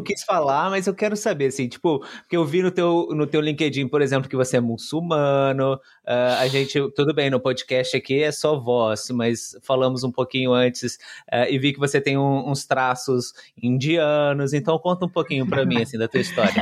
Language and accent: Portuguese; Brazil; now in Portugal; eu, como brasileiro, vim aqui para Portugal